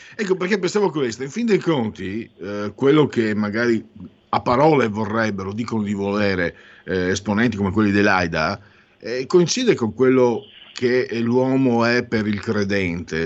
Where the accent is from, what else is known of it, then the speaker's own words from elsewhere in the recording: Friuli-Venezia Giulia, Italy; vengo dal Friuli, Venezia Giulia, Mezzo Veneto